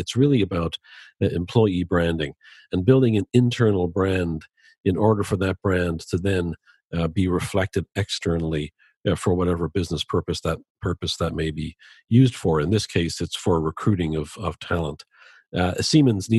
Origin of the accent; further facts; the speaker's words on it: Dublin, Leinster, Ireland; now in Chicago, United States; I grew up in Dublin